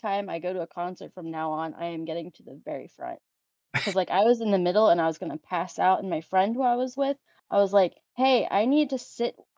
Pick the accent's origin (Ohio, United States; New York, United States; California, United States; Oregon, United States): Ohio, United States; Cincinnati; born or raised there